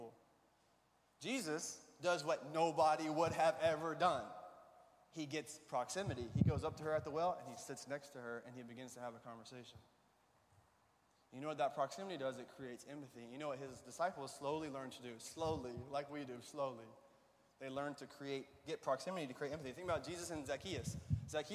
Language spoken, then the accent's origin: English; Alabama, United States; I grew up in Alabama